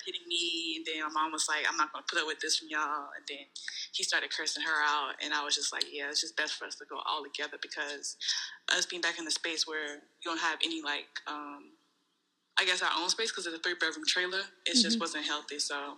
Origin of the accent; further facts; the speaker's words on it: North Charleston, South Carolina, United States; North Charleston, South Carolina.